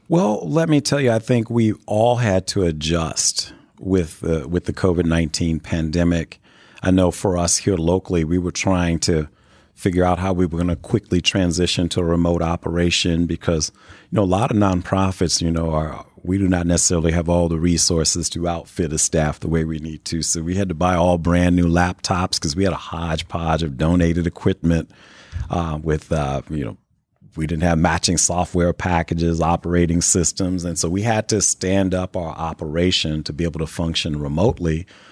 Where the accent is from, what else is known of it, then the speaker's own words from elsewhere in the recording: Chicago, Illinois, United States; also born or lived in New Castle, Indiana; now in Indianapolis, United States; I grew up in the Chicago area